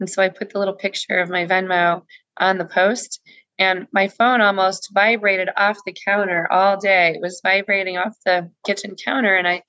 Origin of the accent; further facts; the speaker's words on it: San Antonio, Texas, United States; now in Marble Falls, United States; I am mostly from Texas. My dad was a military ophthalmologist. And so we lived in San Antonio, which is sort of in South Texas.